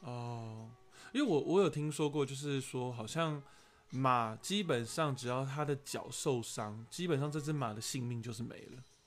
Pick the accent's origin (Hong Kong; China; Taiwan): Taiwan; 我不是国外的人，我也是本地人